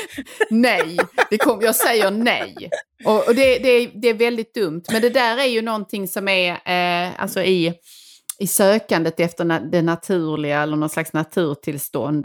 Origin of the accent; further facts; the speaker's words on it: Sweden; som svenskar